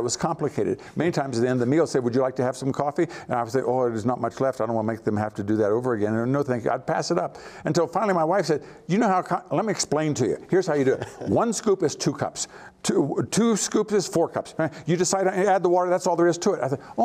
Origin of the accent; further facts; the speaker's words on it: Hillsboro, Ohio, United States; my hometown there, Hillsboro, Ohio